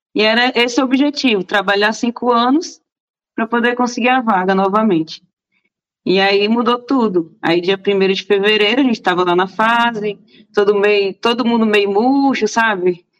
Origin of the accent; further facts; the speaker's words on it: Brasília, Federal District, Brazil; moved away as an adult; now in São Paulo, Brazil; Sim, eu nasci em Brasília. É... Minha família toda é de Brasília, minha mãe foi nascida lá já, a minha geração já é toda brasiliense